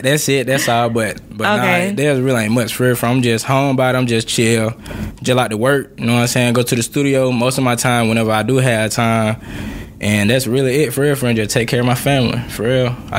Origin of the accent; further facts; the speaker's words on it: Atmore, Alabama, United States; now in Atlanta, United States; everybody think I'm from Atlanta, but I'm not. I am from Atmore, Alabama.